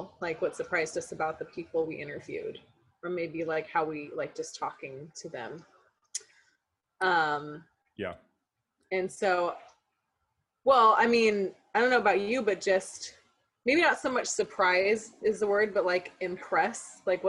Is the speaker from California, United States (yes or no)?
yes; Merced, California, United States; my hometown in Merced